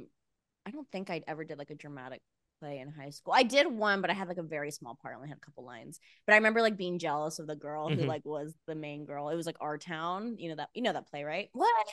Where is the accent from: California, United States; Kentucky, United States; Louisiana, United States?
California, United States; Visalia; I grew up in Visalia. It's like 3 hours north